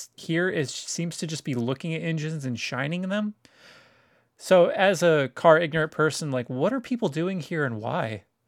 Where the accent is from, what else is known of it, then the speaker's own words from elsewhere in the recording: Woodland, California, United States; I grew up in Woodland and Woodland, California